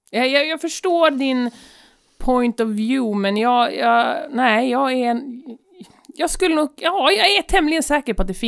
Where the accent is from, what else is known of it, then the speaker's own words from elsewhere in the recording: United States; moved away; Alltså jag är ju amerikan.